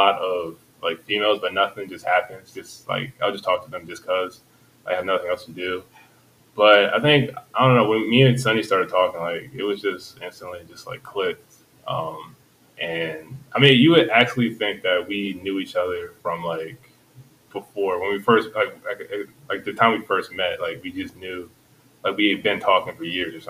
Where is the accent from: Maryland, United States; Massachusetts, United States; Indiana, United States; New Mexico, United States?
Maryland, United States; Columbia; now in Baltimore, United States; I'm from Baltimore. Well, not from Baltimore. I'm from Columbia, but I live out in Baltimore now. So I work in Towson. And I live like in the heart of like Fed Hill